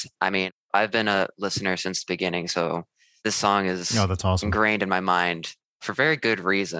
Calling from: Chicago, Illinois, United States; I'm calling from Chicago, Illinois.

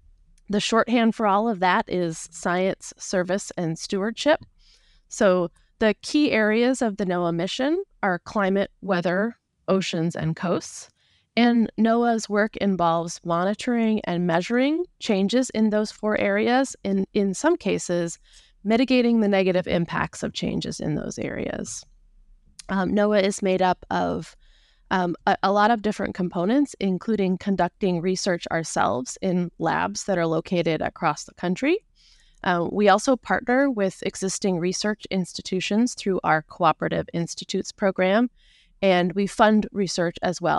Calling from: Olympia, Washington, United States; I'm in Olympia, Washington, just south of Seattle.

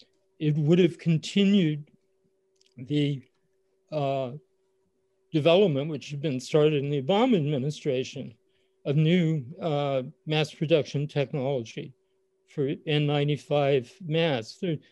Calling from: San Diego, California, United States; I'm speaking from San Diego

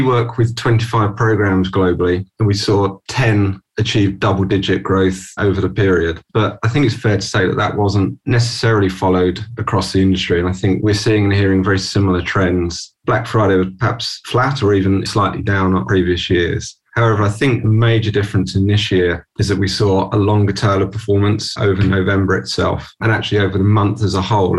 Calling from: London, United Kingdom; I'm joining from London today. Normally I'd be in the office in London, but today at home

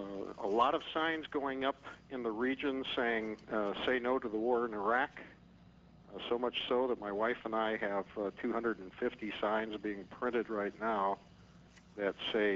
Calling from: Minneapolis, Minnesota, United States; I'm calling from Minneapolis, Minnesota

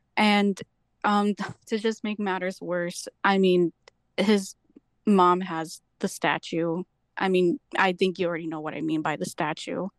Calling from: Beach Park, Illinois, United States; I'm calling from Beach Park, Illinois

